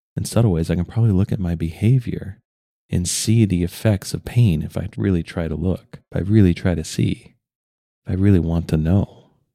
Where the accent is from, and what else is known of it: United States